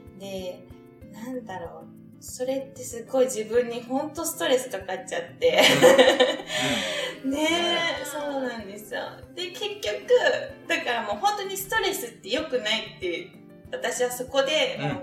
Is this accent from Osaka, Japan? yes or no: yes; Osaka, Japan; 私大阪出身なんですけど